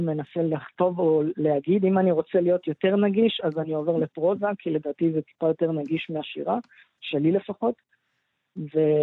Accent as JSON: {"language": "Hebrew", "country": "Israel", "tie": "born or raised there", "said": "אני גדלתי פה, אני לא גדלתי במקום אחר"}